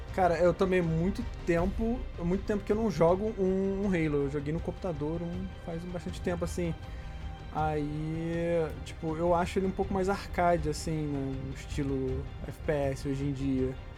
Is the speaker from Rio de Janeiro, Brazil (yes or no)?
yes; Rio de Janeiro, Brazil; a gente é do Rio